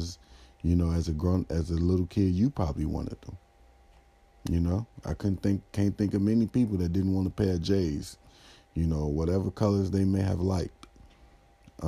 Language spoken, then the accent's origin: English; Chicago, Illinois, United States; I was very happy as a Chicagoan and as a Bulls fan